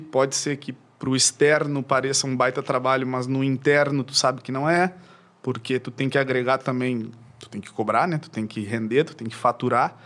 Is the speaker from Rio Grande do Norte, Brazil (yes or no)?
no; Uruguaiana, Rio Grande do Sul, Brazil; now in Porto Alegre, Brazil; eu sou natural de Uruguaiana, que é uma cidade eh, do interior aqui do Rio Grande do Sul. E eu vim para cá quando eu tinha para cá para Porto Alegre, digo, né, quando eu tinha eh, ali na transição de 13 para 14 anos